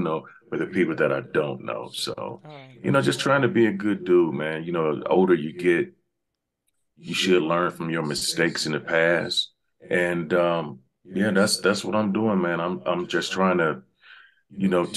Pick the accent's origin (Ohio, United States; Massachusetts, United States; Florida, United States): Ohio, United States; Dayton; moved away as an adult; now in Los Angeles, United States; I'm originally from Dayton, Ohio. I've been out here in LA for 23 years